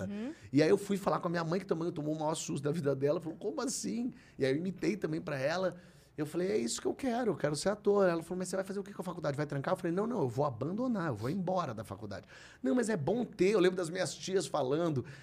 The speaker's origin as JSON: {"language": "Portuguese", "region": "Rio de Janeiro", "country": "Brazil", "said": "Eu sou carioca, a família da minha mãe toda é do Rio."}